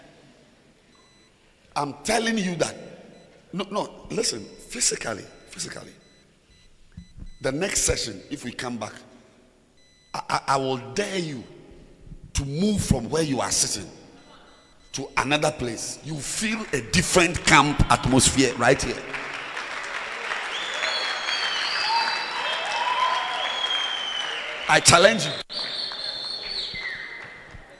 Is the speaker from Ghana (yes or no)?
yes; Ghana; moved away; also born or lived in Zimbabwe; I'm standing here in Zambia, I'm a Ghanaian